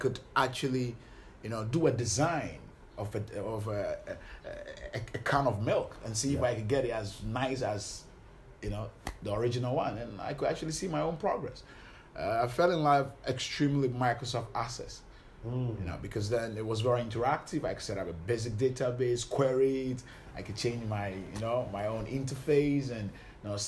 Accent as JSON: {"language": "English", "country": "Ghana", "tie": "born or raised there", "said": "I was born here in Ghana and live all my life in Ghana."}